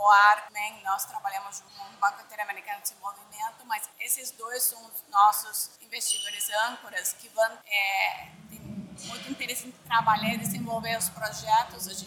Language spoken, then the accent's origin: Portuguese; Argentina; accent: Argentine; Portuguese is a second language; moved away; also born or lived in Brazil; é, desculpa o sotaque porque eu sou argentina, mas é, é, eu gosto muito do Brasil, morei muitos anos aqui